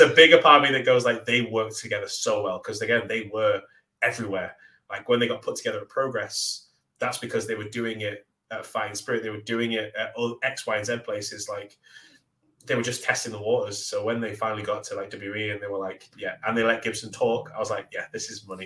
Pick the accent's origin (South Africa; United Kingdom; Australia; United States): United Kingdom; Manchester, North West England; I'm from Manchester. Instantly got a rivalry. We're in Manchester. I'm the local Manchester hometown boy